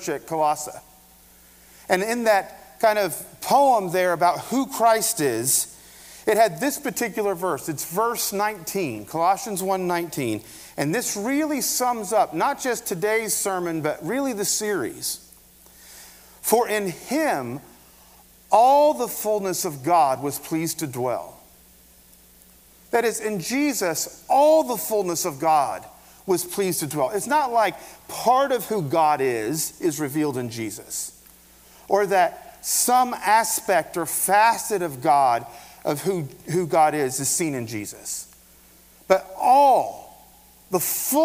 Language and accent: English; Appalachia, United States; I'm an Appalachian American